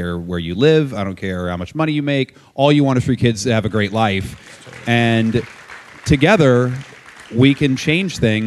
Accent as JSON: {"language": "English", "region": "West Virginia", "country": "United States", "tie": "born or raised there", "moved": "yes", "said": "where I grew up in West Virginia"}